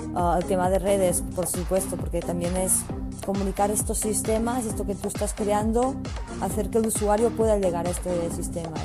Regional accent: Olot, Catalonia, Spain; moved away as an adult; now in Barcelona, Spain; mi pueblo que era Olot

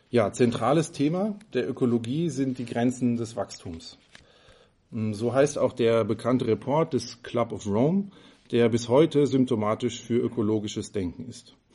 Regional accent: Freiburg, Baden-Württemberg, Germany; Ähm, ich komme ja aus Freiburg.

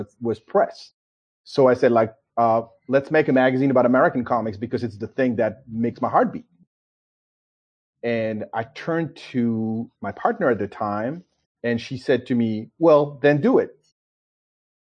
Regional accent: Paris, Île-de-France, France; moved away as an adult; now in United States; I was born in Paris, France. And this is where I grew up

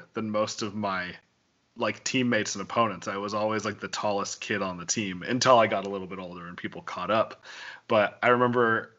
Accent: Wyoming, United States; I grew up in Wyoming

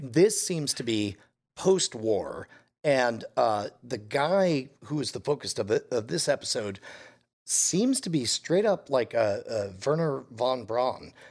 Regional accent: United States; as an American

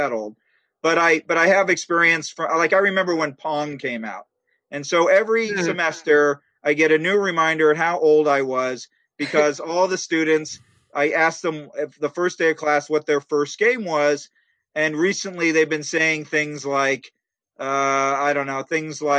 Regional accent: San Diego, California, United States; I grew up in San Diego

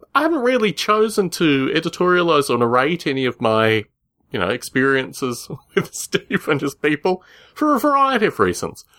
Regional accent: Australia; When I was growing up in Australia

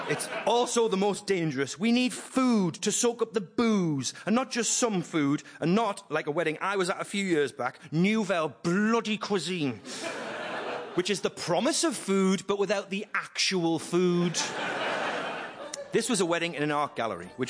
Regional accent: Newcastle upon Tyne, North East England, United Kingdom; Newcastle, where I'm from.

